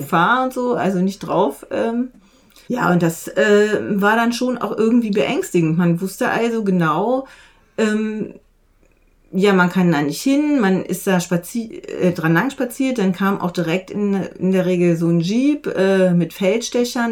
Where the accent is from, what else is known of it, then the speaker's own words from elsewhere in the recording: Untereichsfeld, Lower Saxony, Germany; ich komme aus, äh, aus dem Unterreichsfeld, also Duderstadt ist da äh, die, ja, die, die zentrale Stadt